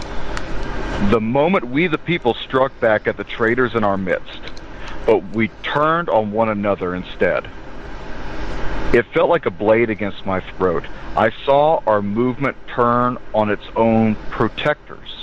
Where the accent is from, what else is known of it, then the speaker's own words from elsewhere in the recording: the South, United States; accent: southern; I'm from the South